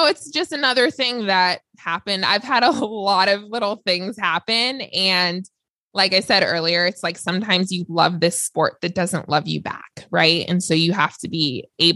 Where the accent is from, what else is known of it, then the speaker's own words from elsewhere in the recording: Los Angeles, California, United States; I grew up in LA, so I am from Los Angeles, born and raised